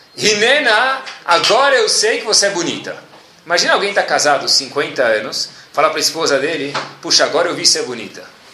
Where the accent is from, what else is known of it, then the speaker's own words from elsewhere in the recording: Brazil; a gente mora no país do arroz e feijão